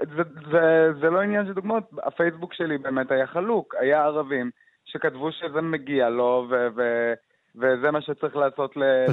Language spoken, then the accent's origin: Hebrew; Jaffa, Tel Aviv District, Israel; כשאני יצאתי מהארון ביפו, יצאתי בגיל 15